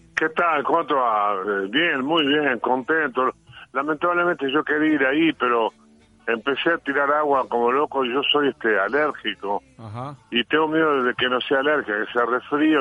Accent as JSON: {"language": "Spanish", "country": "Uruguay", "said": "soy uruguayo"}